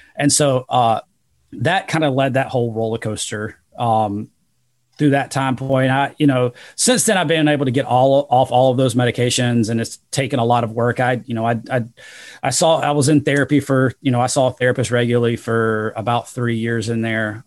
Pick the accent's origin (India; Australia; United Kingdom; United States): United States; Rock Hill, South Carolina; I'd been a Division one level athlete um, at a small school in my in my hometown in Rock Hill, South Carolina